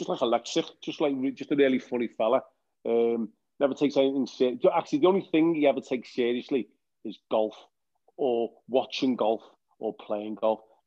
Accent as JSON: {"language": "English", "region": "England", "country": "United Kingdom", "tie": "born or raised there", "said": "growing up in England all my life"}